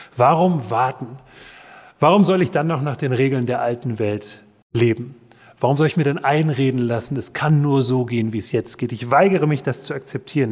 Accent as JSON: {"language": "German", "town": "Marburg", "region": "Hesse", "country": "Germany", "tie": "born or raised there", "said": "in meiner Heimatstadt Marburg"}